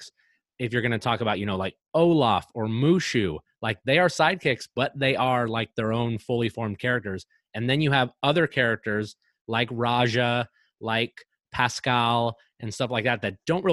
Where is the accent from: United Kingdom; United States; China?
United Kingdom; Scotland; I'm Scottish